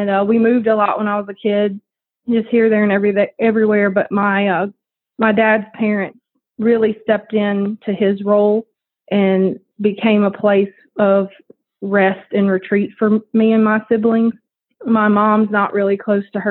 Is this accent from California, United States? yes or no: no; New Orleans, Louisiana, United States; also born or lived in Chalmette, Louisiana; I grew up in New Orleans, Louisiana. I was born in New Orleans, and we lived in Chalmette